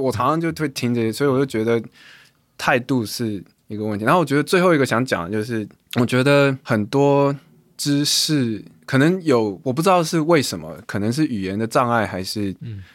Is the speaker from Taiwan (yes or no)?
yes; Taiwan; 我是亚洲人、台湾人、华人人